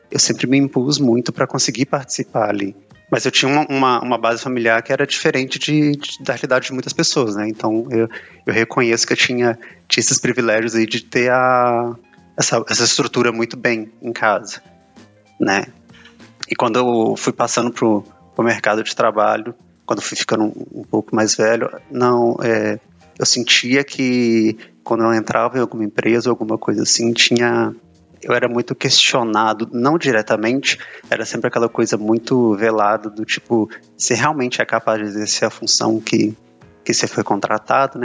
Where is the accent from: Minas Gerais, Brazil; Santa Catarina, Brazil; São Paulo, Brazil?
Minas Gerais, Brazil; Belo Horizonte; tenho 32 anos, sou de Belo Horizonte